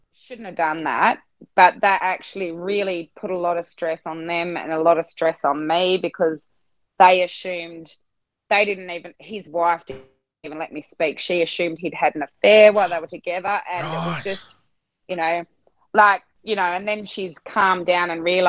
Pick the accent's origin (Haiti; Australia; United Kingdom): Australia; Swan Hill, Victoria; born there; because I got in that I was born in Swan Hill.